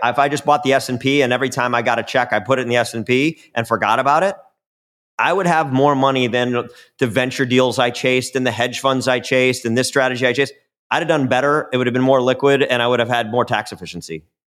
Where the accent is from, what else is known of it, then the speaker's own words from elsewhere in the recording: Chicago, Illinois, United States; I'm from Chicago.